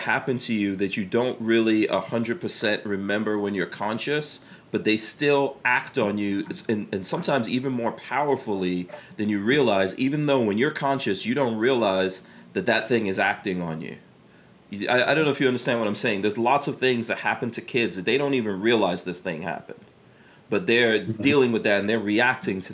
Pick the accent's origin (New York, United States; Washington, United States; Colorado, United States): New York, United States; New York City; growing up in New York City, I grew up in New York in the 80s